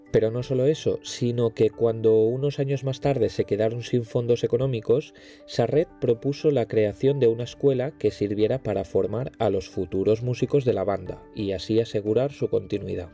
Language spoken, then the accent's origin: Spanish; Valencian Community, Spain; yo soy valenciano. Y claro, como buen valenciano, me he criado orgullosamente en una banda de música.